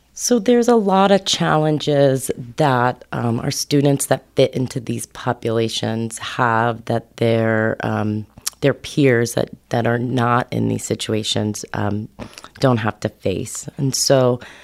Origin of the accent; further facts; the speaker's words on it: New York, United States; moved away as an adult; now in Humboldt County, United States; I'm originally a New Yorker, East Coast kid